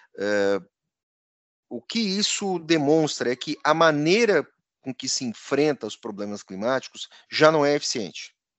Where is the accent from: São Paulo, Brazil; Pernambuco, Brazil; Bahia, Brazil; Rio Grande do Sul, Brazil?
Rio Grande do Sul, Brazil; Encantado; a cidade de Encantado, onde eu fui criado